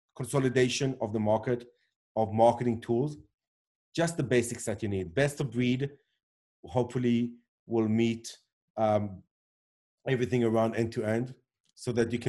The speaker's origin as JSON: {"language": "English", "country": "South Africa", "tie": "born or raised there", "also_born_or_lived": "Israel", "accent": "weird accent, not an Israeli accent", "moved": "yes"}